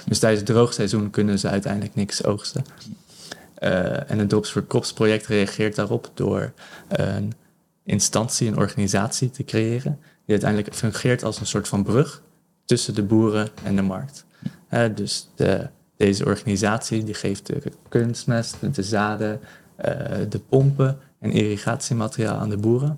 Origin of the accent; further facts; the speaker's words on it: Netherlands; now in Benin; ik als Nederlanders